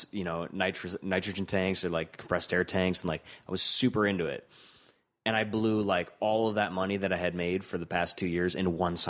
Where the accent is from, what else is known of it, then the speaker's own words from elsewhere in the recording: Rust Belt, United States; and you know that's important to me because I'm from the Rust Belt.